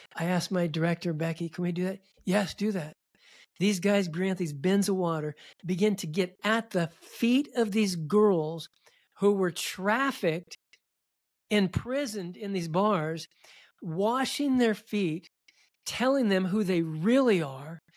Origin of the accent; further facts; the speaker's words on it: Milwaukie, Oregon, United States; I grew up in Milwaukee, Oregon, just outside of Portland.